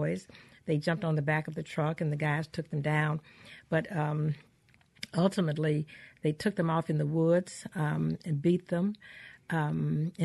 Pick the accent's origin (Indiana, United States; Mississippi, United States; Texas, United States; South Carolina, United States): Mississippi, United States; Canton; also born or lived in Farmhaven, Mississippi; I was born in Farm Haven, however, which is about 16 miles east of Canton, but we moved to Canton when I was five or six.